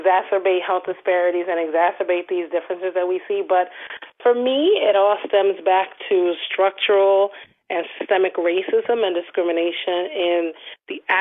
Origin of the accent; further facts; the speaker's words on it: Trenton, New Jersey, United States; moved away; also born or lived in Baltimore; my parents are Nigerian, and we grew up in Trenton, New Jersey.